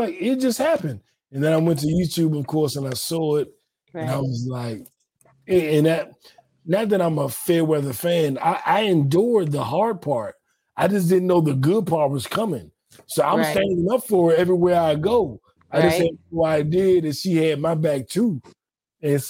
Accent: Washington, District of Columbia, United States; also born or lived in Georgia; in the DC neighborhoods I was raised

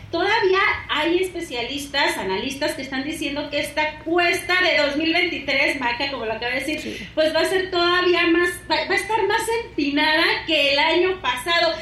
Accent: Sinaloa, Mexico; moved away; yo soy de Sinaloa

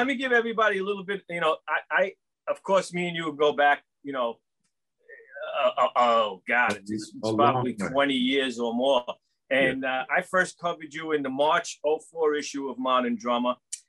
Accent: New York City, New York, United States; I grew up in Brooklyn here.

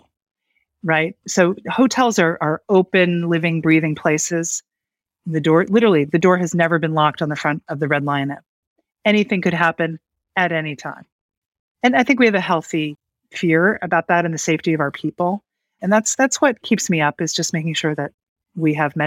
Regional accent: Gladwyne, Pennsylvania, United States; now in Berkshires, United States; I grew up just outside of Philadelphia

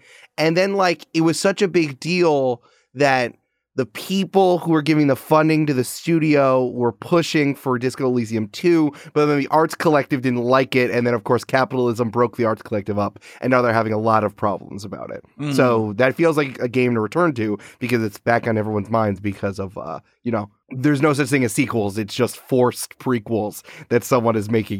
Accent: Bangor, Maine, United States; now in New York, United States; came to New York for college, but I'm actually from Bangor, Maine.

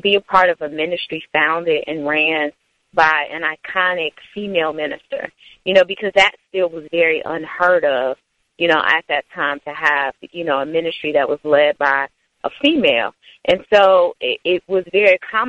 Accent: Chicago, Illinois, United States; I'm a native Chicagoan from the far south side of the city

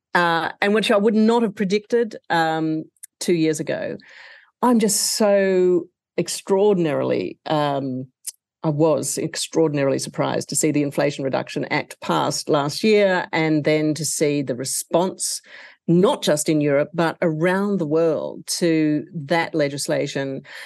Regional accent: Australia; my home country of Australia

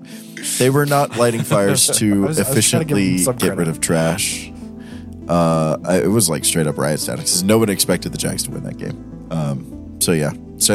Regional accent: Jacksonville, Florida, United States; So, I'm a Jaguars fan. I'm from Jacksonville, Florida.

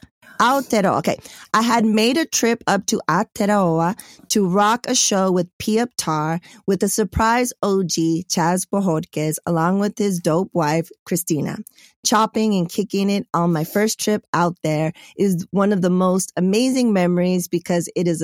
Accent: Hawaii, United States; The Pacific Ocean was my connection since I was from Hawaii.

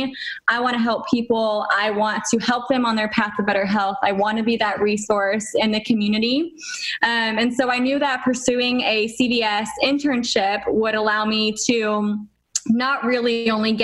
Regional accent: Texas, United States; moved away as an adult; also born or lived in Tennessee; now in Florida, United States; I was born and raised in Texas

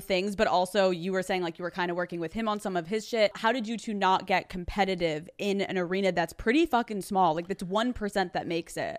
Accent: Newtown, Pennsylvania, United States; I'm from Newtown, so I'm from more of, like, the suburbs.

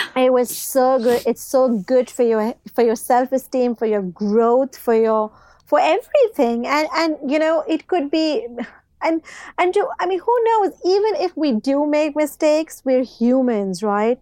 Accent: Pakistan; moved away as an adult; also born or lived in Dubai; now in United Kingdom; I've done my O levels and A levels, you know, back in Pakistan

